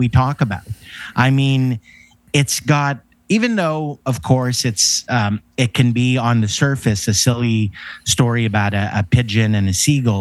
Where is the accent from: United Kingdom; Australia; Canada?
Canada; I'm a Canadian kid.